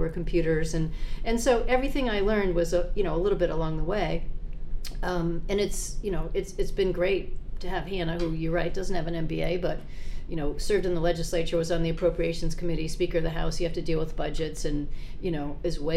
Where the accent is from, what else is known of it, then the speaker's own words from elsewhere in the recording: Minnesota, United States; now in Maine, United States; I was from Minnesota originally